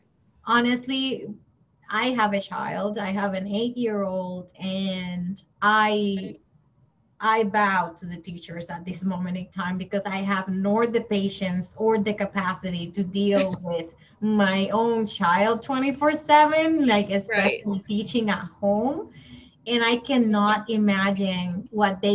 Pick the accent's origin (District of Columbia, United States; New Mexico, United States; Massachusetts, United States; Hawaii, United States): Massachusetts, United States; we are from Massachusetts